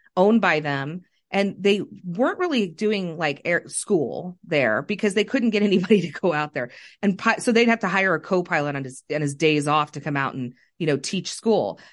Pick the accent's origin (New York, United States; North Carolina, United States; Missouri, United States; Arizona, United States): Missouri, United States; Kansas City; growing up in South Kansas City myself